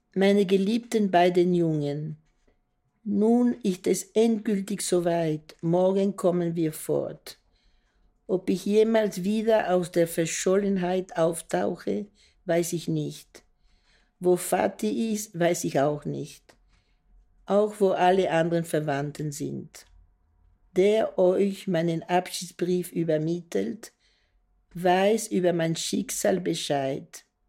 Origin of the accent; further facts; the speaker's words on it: Brussels, Brussels-Capital Region, Belgium; Ich bin 28. Äh, April 1942 geboren in Brüssel